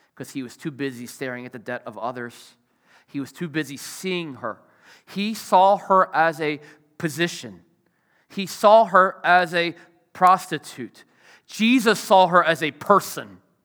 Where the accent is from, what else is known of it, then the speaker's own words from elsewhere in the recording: Richmond, Virginia, United States; moved away; I grew up in Richmond